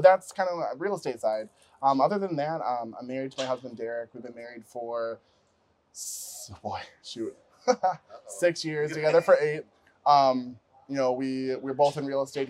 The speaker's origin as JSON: {"language": "English", "region": "Utah", "country": "United States", "moved": "as an adult", "lives_now": "Twin Cities, United States", "said": "I'm originally from Utah."}